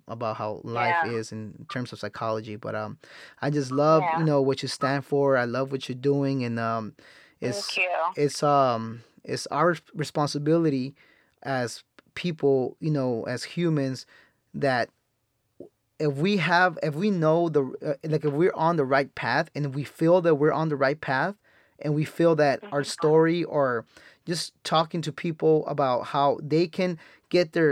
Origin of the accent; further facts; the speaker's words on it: Salinas, California, United States; growing up where I grew up in Salinas, I've seen a lot of crazy stuff.